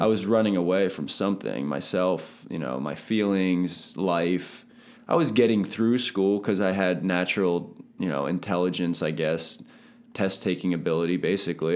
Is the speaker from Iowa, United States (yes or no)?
no; Palmyra, Pennsylvania, United States; also born or lived in Lebanon, Pennsylvania; born in Lebanon, but I grew up my whole life in Palmyra. I went to Palmyra School District